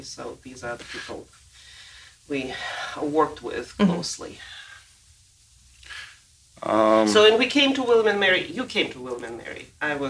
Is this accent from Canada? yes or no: no; Moscow, Russia; moved away as an adult; also born or lived in Pittsburgh, United States; now in United States; we are originally from Moscow